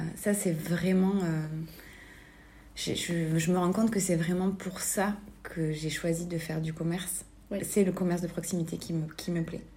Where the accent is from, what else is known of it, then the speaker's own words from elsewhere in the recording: Albi, Occitania, France; now in Toulouse, France; moi, je suis originaire d'Albi, donc je ne suis pas originaire de Toulouse. J'ai grandi à côté d'Albi